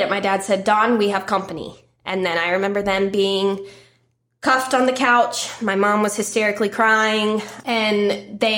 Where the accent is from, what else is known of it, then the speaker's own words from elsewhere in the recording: Marietta, Georgia, United States; born there; I was born here in Marietta.